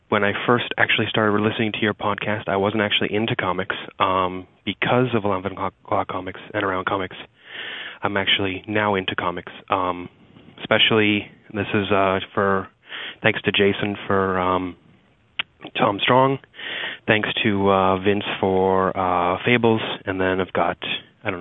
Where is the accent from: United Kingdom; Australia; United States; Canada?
Canada; Regina, Saskatchewan; now in Toronto, Canada; I'm actually was born and raised in Regina, Saskatchewan